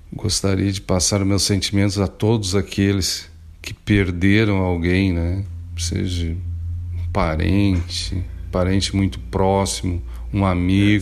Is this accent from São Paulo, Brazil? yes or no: no; Santo Antônio da Patrulha, Rio Grande do Sul, Brazil; A gente é patrulhense, gaúcho, mas a gente é brasileiro